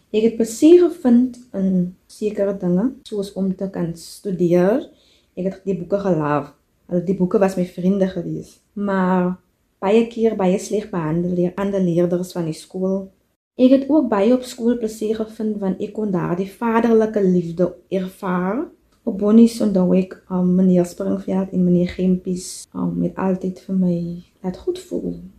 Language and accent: Afrikaans; De Doorns, Western Cape, South Africa; moved away as an adult; now in South Korea; Ek het grootgeword op Buffelskerwes, 'n plaas in die Boervallei in die Dorings